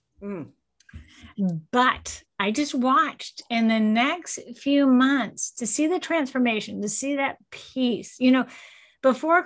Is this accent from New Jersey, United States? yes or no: no; Cocoa Beach, Florida, United States; I grew up in Cocoa Beach, Florida